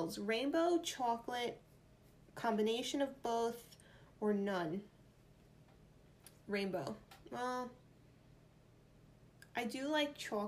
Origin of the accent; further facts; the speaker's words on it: New York, United States; accent: New York; my New York accent just came out there